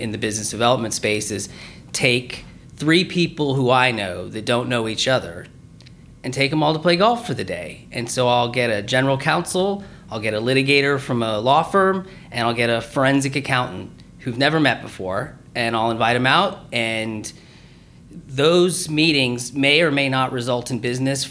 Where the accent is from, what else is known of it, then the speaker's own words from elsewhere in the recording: Lancaster, California, United States; moved away as an adult; also born or lived in Pensacola, Florida / Eglin Air Force Base, Florida; I was born in Pensacola, Florida, but moved to Southern California when I was about a year old, and grew up in a place called Lancaster, California